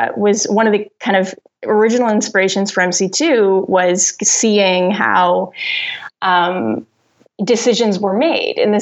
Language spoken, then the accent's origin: English; Rockland, Ontario, Canada; also born or lived in Ottawa; I was born in Ottawa, but I grew up in Rockland, which is like this town 45 minutes outside the city.